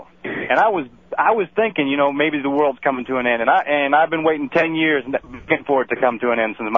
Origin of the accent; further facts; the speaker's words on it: Indianapolis, Indiana, United States; I'm from Indianapolis.